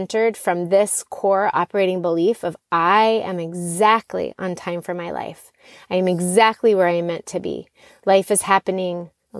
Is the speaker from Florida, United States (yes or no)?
yes; Florida, United States; moved away; I grew up in Florida